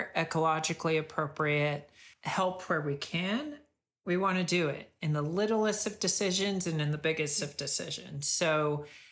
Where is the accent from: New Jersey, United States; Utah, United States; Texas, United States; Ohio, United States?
Texas, United States; now in California, United States; I'm from Texas